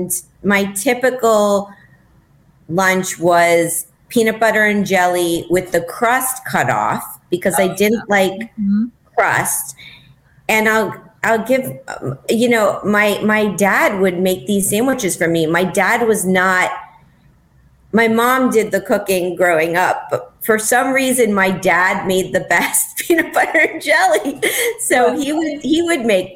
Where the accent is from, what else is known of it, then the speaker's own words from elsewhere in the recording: Miami, Florida, United States; moved away; also born or lived in Michigan; I grew up in Miami